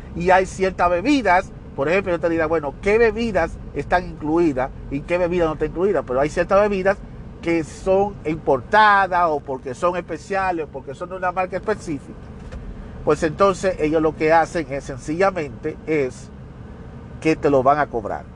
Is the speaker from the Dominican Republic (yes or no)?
yes; Dominican Republic; now in United States; Independientemente de que yo soy dominicano, pero yo vivo fuera del país, yo no vivo en la República Dominicana, yo resido en los Estados Unidos